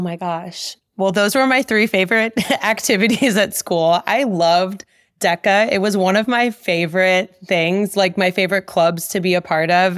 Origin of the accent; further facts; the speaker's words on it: Omaha, Nebraska, United States; moved away as an adult; also born or lived in New York; I grew up in West Omaha, and I spent a majority of that time that I lived in Omaha from ages two to eighteen dancing.